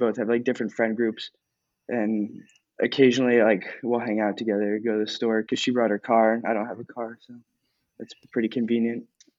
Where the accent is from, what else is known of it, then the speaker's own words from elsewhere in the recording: New York, United States; I am also from Alpaz. I'm directly across the street from co-host Tim here.